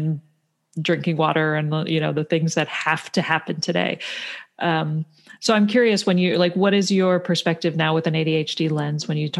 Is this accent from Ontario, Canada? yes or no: yes; Toronto, Ontario, Canada; moved away; I grew up in Toronto. I grew up in the city, and my parents were both from Pennsylvania.